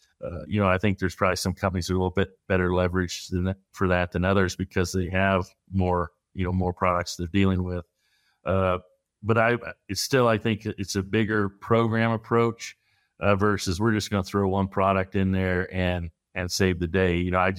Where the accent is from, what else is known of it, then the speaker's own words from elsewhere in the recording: Missouri, United States; I'm from Northern Missouri originally